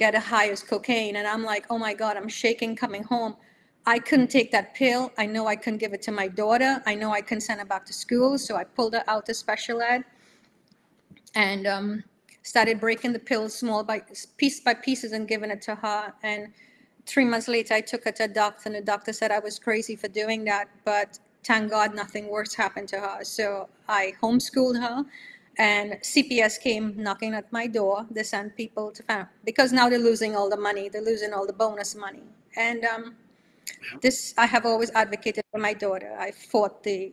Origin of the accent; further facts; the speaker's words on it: Trinidad & Tobago; moved away as an adult; now in New York, United States; I'm coming from Trinidad, you know, and living here 37 years